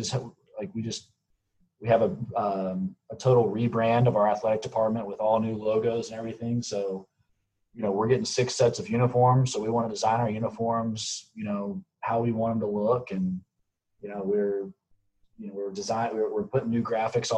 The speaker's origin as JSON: {"language": "English", "town": "Charlotte", "region": "North Carolina", "country": "United States", "tie": "born or raised there", "said": "I grew up in Charlotte, North Carolina"}